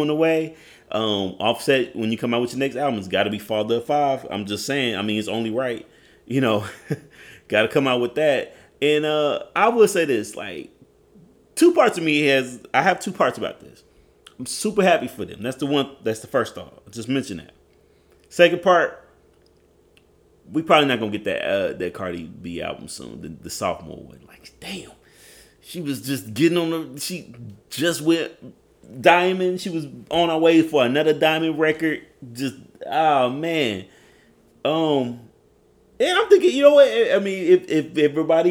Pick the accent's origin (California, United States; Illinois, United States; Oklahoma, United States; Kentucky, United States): Oklahoma, United States; accent: Oklahoma; My Oklahoma accent